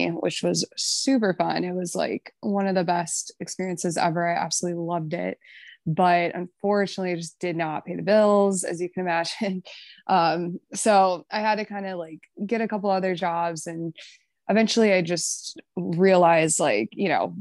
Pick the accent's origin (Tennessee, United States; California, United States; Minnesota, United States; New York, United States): Minnesota, United States; Chanhassen; moved away as an adult; also born or lived in Chicago; I'm from Minnesota originally, Chanhassen, and I grew up there, lived there